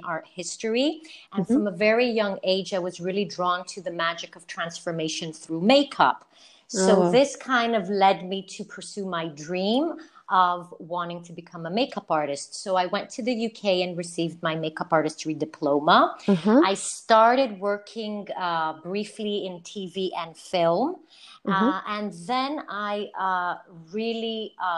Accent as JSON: {"language": "English", "country": "Canada", "moved": "yes", "lives_now": "Greece", "said": "I'm Greek Canadian"}